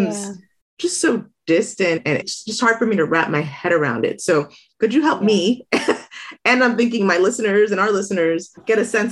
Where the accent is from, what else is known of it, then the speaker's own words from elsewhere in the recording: South Florida, United States; now in Tucson, United States; I'm originally from South Florida